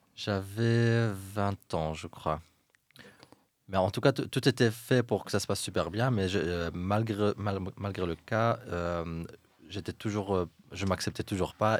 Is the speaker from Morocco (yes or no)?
yes; Fez, Fès-Meknès, Morocco; moved away as an adult; now in Brussels, Belgium; J'ai quitté le Maroc quand j'avais 18 ans et j'ai grandi à Fès